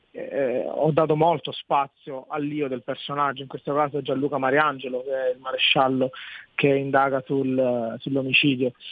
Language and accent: Italian; Barcellona Pozzo di Gotto, Sicily, Italy; nella mia città, è una città che offre sia la collina che il mare